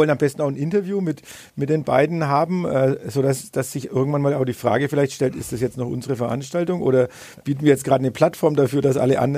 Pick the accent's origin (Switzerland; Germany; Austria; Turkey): Germany; Bad Windsheim, Bavaria; Heimatstadt. Äh, angeblich es eine Anfrage wohl bei unserem Kur- und Kongresscenter.